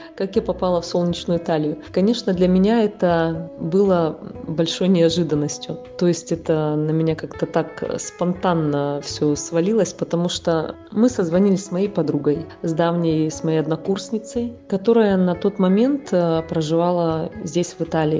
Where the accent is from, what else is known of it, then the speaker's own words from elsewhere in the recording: Yakutia, Sakha Republic, Russia; now in Italy; приехать в мой родной город, в республику